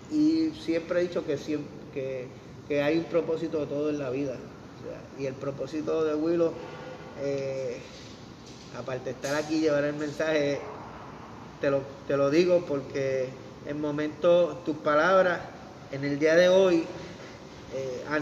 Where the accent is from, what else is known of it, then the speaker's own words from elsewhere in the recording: Vega Baja, Puerto Rico; also born or lived in Carolina; Carolina, pero soy natural de Vega Baja.